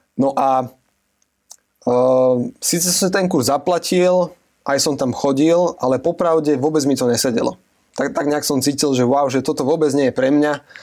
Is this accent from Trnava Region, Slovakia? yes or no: yes; Piešťany, Trnava Region, Slovakia; also born or lived in United States; ja som z Piešťan